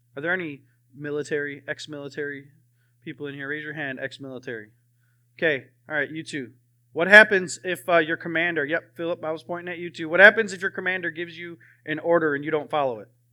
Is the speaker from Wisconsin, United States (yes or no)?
yes; Wisconsin, United States; moved away; I'm from Wisconsin